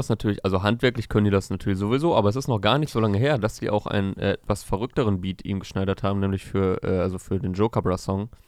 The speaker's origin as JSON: {"language": "German", "town": "Hohenschönhausen", "region": "Berlin", "country": "Germany", "tie": "born or raised there", "said": "Ich bin halt wirklich in der Scheiße aufgewachsen, in Armut in Hohenschönhausen."}